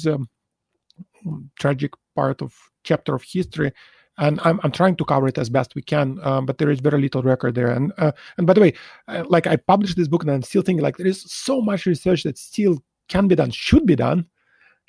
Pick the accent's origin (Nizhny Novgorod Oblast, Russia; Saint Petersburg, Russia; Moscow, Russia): Saint Petersburg, Russia; moved away as an adult; now in Singapore; I grew up in Leningrad, St. Petersburg, and it was a pretty good place to grow up as a chess player